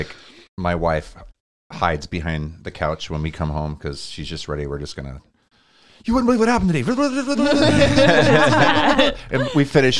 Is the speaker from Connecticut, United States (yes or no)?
no; Montana, United States; moved away as an adult; now in Cedar Rapids, United States; we're from Montana.